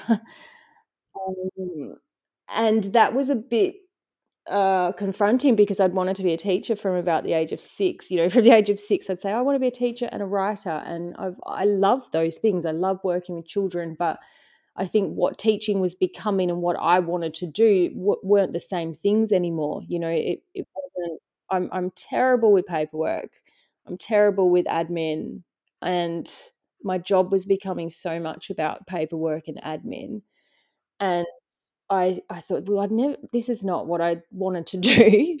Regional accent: Western Australia, Australia; coming, you know, from Western Australia and into a part of the world that it was so different to, to our culture and how we lived

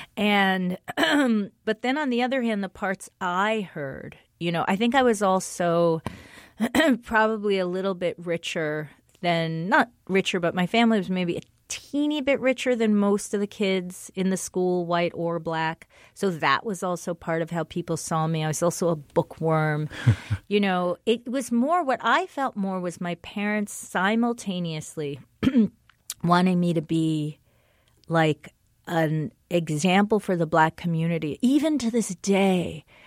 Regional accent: Englewood, New Jersey, United States; I was raised in Englewood, which is a town filled with black people and white people.

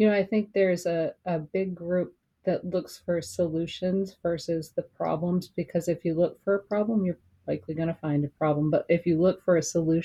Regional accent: South Berwick, Maine, United States; I grew up on Ross Street, and my grandfather had retired racehorses.

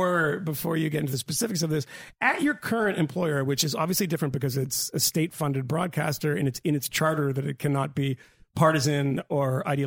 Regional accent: Australia; I just, I'm Australian.

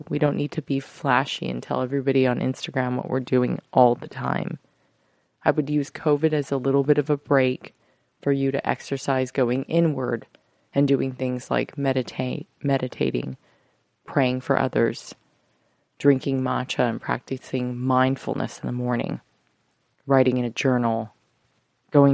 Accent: United States; as Americans

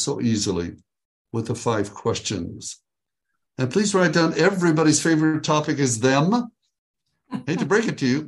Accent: Israel; also born or lived in Tiberias, Israel; now in Texas, United States; I am originally from Israel. I was born there at a very young age, and which is east of Texas, where I live now

